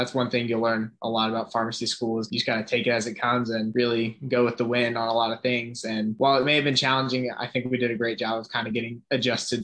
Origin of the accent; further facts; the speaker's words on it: Cumming, Georgia, United States; I'm from Cumming, Georgia, which is just about an hour and a half from Athens